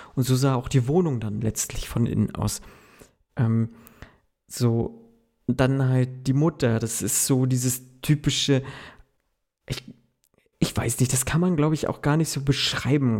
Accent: Mecklenburg-Vorpommern, Germany; Ich bin ja der Mecklenburger Typ

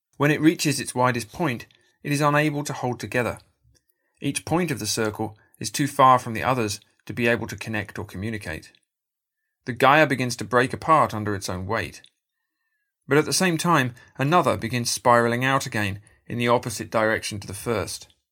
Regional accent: United Kingdom; In my home country, Britain

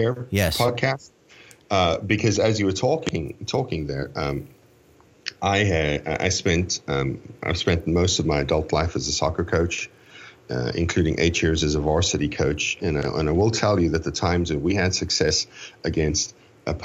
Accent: South Africa; I was born in South Africa

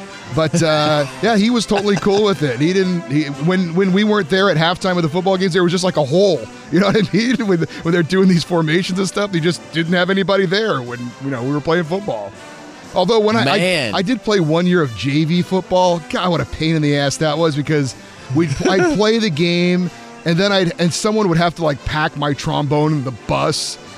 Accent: California, United States; I grew up in Central California, and we had a coach come from somewhere, and he brought the wing tee

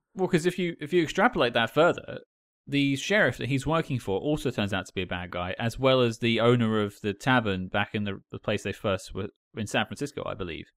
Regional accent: United Kingdom; as an outsider, as Cam pointed out, I'm British.

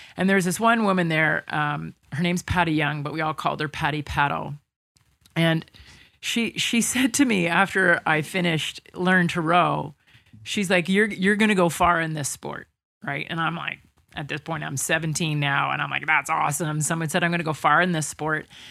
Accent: Toronto, Ontario, Canada; I grew up in Toronto

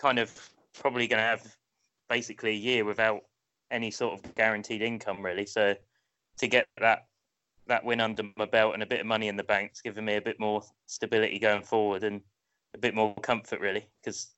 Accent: Portsmouth, South East England, United Kingdom; I grew up just outside of Portsmouth

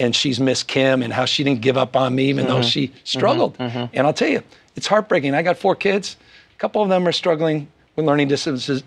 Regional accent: California, United States; I come from California

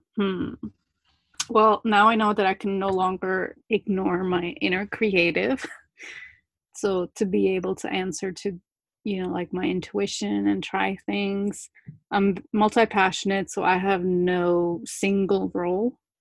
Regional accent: New Jersey, United States; accent: Jersey; English is a second language; english is my second language actually but I, I learned it when i was six so i i mainly have a jersey accent

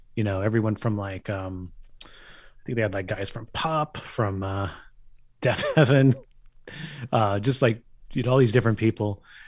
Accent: Bay Area, California, United States; I'm from the Bay Area

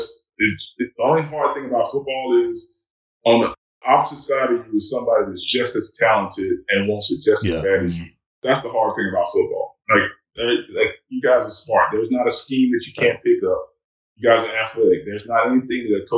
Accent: Alabama, United States; Growing up in Alabama

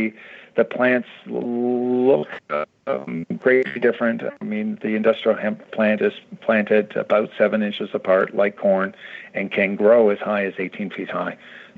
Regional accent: Canada; now in United States; I came from Canada. We had industrial hemp in Canada.

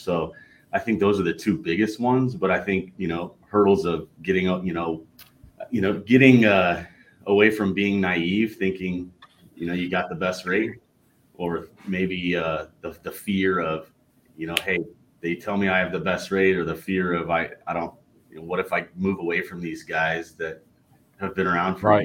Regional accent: Southern California, United States; I grew up in Southern California, big In and Out fan

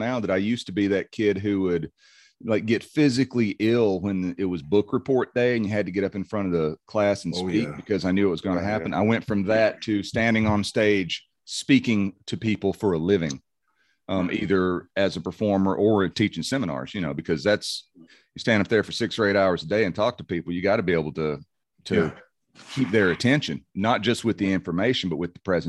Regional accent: Tennessee, United States; accent: Tennessee; And I actually wound up kind of getting rid of a large amount of my Tennessee accent in doing that when I was a kid.

